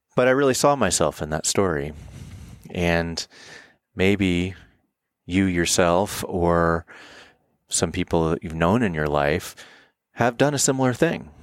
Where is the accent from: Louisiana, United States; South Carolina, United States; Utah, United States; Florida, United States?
Florida, United States; moved away as an adult; now in Colorado, United States; I'm living in Colorado and I was born in Florida